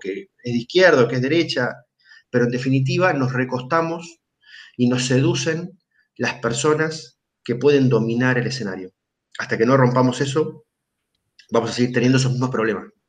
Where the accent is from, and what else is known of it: Argentina